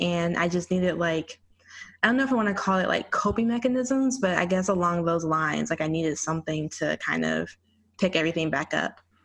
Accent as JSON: {"language": "English", "region": "Arkansas", "country": "United States", "tie": "born or raised there", "also_born_or_lived": "Texas", "moved": "as an adult", "lives_now": "Washington, D.C., United States", "said": "I'm from Arkansas originally. I had like a, a, stint in Texas growing up there too, but I was born and, mostly raised in Arkansas."}